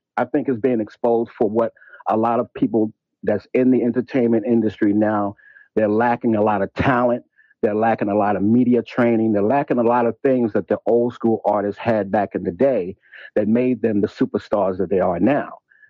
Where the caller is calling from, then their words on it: New York, United States; I'm calling from New York.